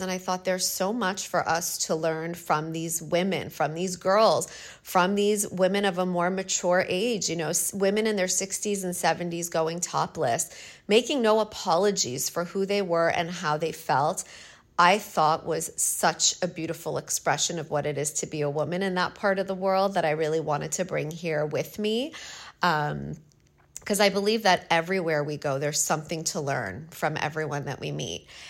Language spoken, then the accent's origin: English; Canada; moved away; I'm from Canada and it's a second language